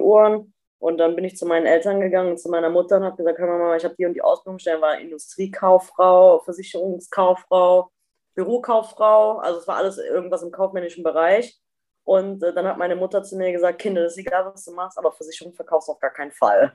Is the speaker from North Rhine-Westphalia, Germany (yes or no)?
yes; Eifel, near Bad Münstereifel, North Rhine-Westphalia, Germany; also born or lived in Duisburg; aus dem Dorf raus, wo ich groß geworden